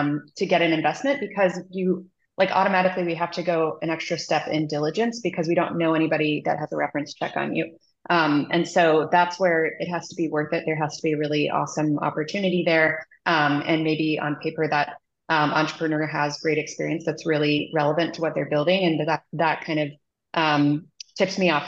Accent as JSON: {"language": "English", "region": "Midwest", "country": "United States", "tie": "born or raised there", "moved": "as an adult", "lives_now": "San Francisco, United States", "said": "I grew up in the Midwest and ended up moving out here for my job"}